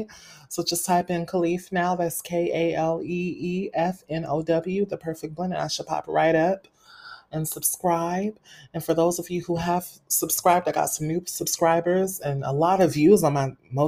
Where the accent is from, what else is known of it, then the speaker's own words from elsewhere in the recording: Fresno, California, United States; I'm originally from Fresno, California